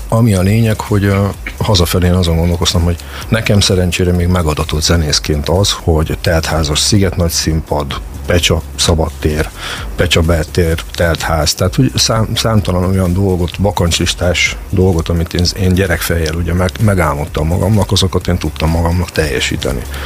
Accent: Szeged, Csongrád-Csanád, Hungary; mi magyarok vagyunk, mi szegediek vagyunk

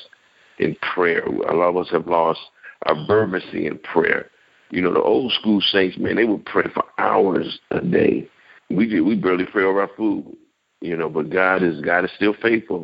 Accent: New York City, New York, United States; I'm originally from New York

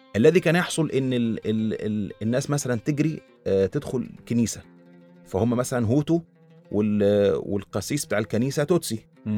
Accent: Egypt; عندنا في مصر في مسلمين واقباط

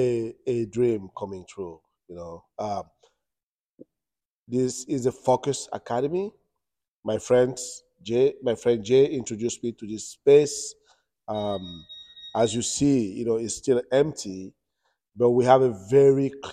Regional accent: France; moved away as an adult; also born or lived in Cameroon; now in United States; born in Cameroon. I lived in Europe. I grew up in France

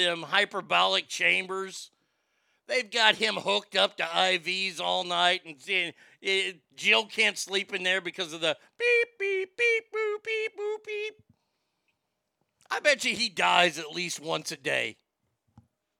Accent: United States; I was born in America

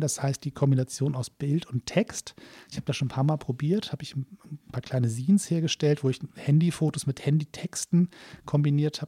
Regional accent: Hamburg, Germany; Hamburger versucht Kölsch zu sprechen

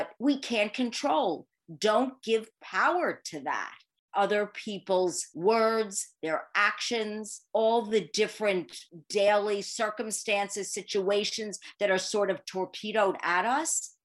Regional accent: New York City, New York, United States; So I am born and bred in Manhattan, the Big Apple

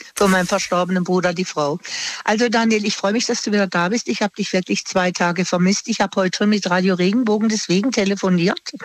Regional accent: Singen, Baden-Württemberg, Germany; moved away; Ich komme ja aus dem Bodenseegebiet von Singen und meine Verwandtschaft wohnt noch unten

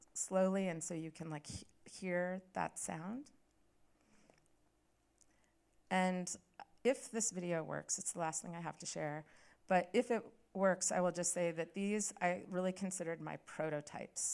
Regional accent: Pacific Northwest, United States; I grew up in the Pacific Northwest, and my mom grew up at the Cattaraugus Reservation here in New York

